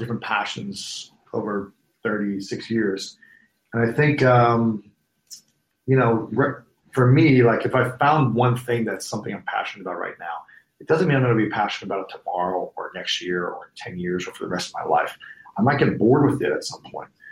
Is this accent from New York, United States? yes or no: no; Columbus, Ohio, United States; moved away; my hometown in, in Columbus